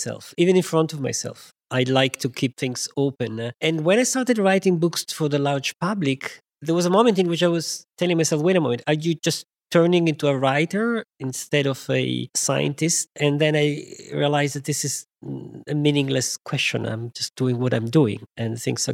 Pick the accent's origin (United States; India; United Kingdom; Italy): Italy; moved away as an adult; also born or lived in France; I was born in Italy